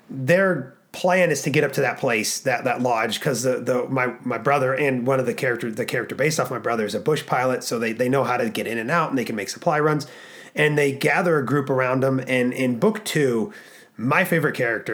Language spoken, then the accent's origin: English; Alaska, United States; We were born and raised in Alaska.